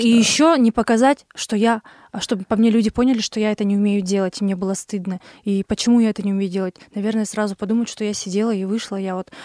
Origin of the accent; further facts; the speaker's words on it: Kurgan, Kurgan Oblast, Russia; also born or lived in Kazakhstan; в России, в каком-то городе Кургане, Кургане, у цыган. Через год, как я родилась